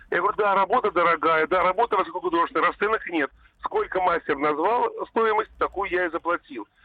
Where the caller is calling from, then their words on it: Tver, Tver Oblast, Russia; Да, здравствуйте, я из Твери.